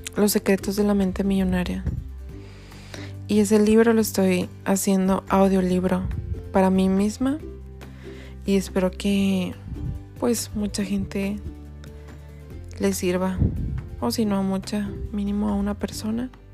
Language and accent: Spanish; Mexico; also born or lived in Ireland / Canada; Soy mexicana, tengo 28 años